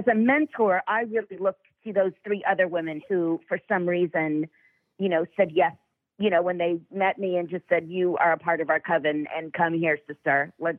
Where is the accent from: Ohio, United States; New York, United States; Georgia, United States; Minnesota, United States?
New York, United States; when I was growing up in New York